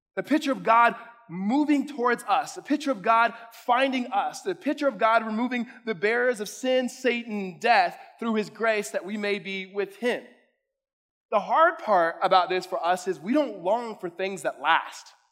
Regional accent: California, United States; now in Arizona, United States; I'm from California

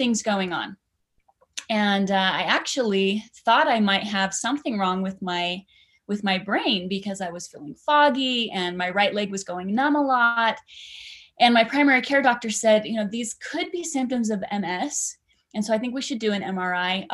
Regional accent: Idaho Falls, Idaho, United States; I grew up in Idaho Falls on a dead end street, and that shapes a lot of who I am, just my Idaho roots

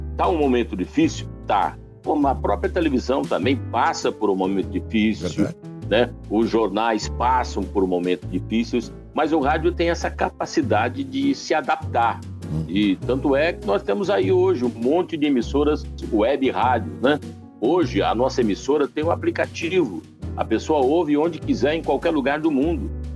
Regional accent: northern Paraná, Brazil; lá no norte do Paraná, novinho, operador de som

